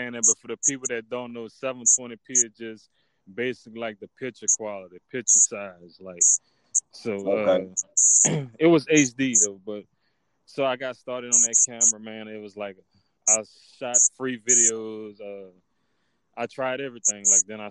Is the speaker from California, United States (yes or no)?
no; Opelousas, Louisiana, United States; from my hometown, from Opelousas